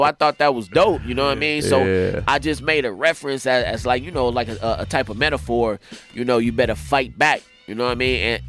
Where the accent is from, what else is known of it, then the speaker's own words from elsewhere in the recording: Leimert Park, California, United States; I'm from LeMert